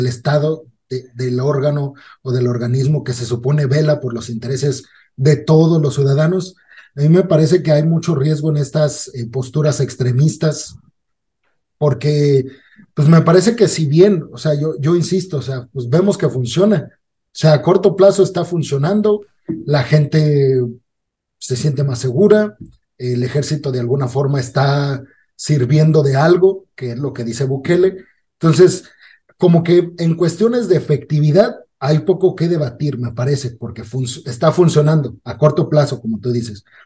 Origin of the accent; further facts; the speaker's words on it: Mexico; nuestros derechos como mexicanos